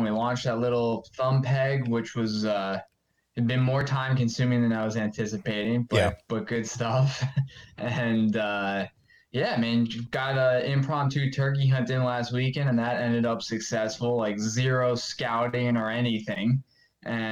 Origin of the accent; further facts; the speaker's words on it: Long Island, New York, United States; where I grew up on Long Island, we had the East Coast Mecca, they called it.